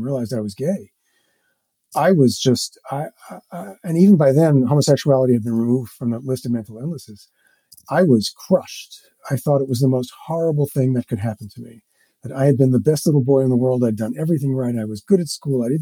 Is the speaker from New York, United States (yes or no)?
yes; New York, United States; When I was growing up in New York, in my high school